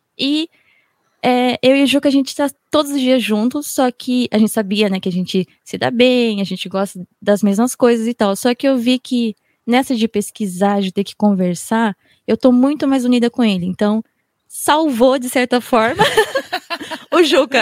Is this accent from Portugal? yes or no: no; Japan; como eu fui criada aqui no Japão, eu tenho um lado assim muito forte de Nihonjin, de japonesa